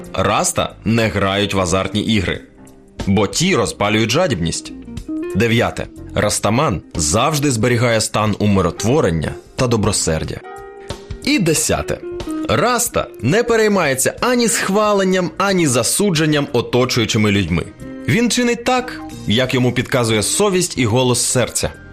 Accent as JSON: {"language": "Ukrainian", "country": "Ukraine", "said": "у нас в Україні"}